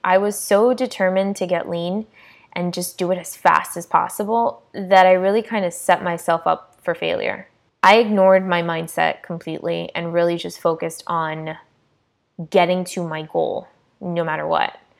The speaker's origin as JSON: {"language": "English", "region": "South Florida", "country": "United States", "tie": "born or raised there", "said": "I was born and raised in South Florida to Hispanic parents"}